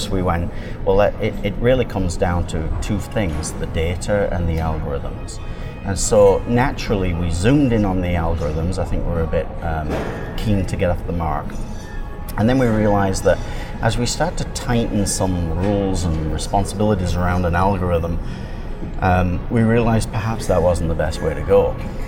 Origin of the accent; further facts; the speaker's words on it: England, United Kingdom; now in Canada; I've lived in Canada now for about 33 years. I immigrated here from England.